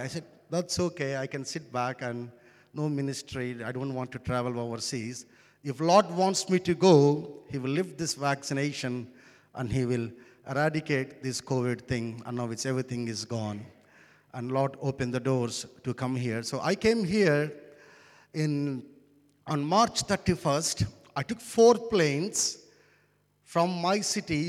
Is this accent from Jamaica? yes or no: no; India; first language Telugu; English is a second language; I come from India.